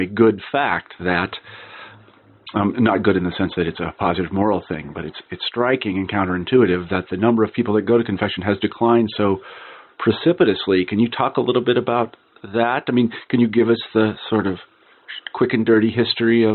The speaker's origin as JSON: {"language": "English", "region": "American Midwest", "country": "United States", "said": "I'm from the American Midwest"}